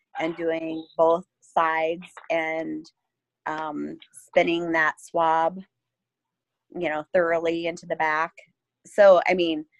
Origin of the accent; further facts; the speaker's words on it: Huron, South Dakota, United States; now in Iowa, United States; I'm originally from South Dakota, over by Huron